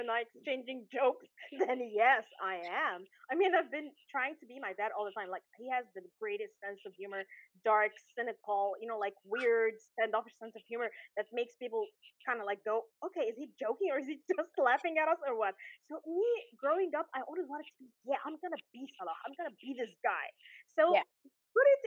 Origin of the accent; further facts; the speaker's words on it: Alexandria, Alexandria Governorate, Egypt; I'm a small town girl at heart. I've been in Alexandria all my life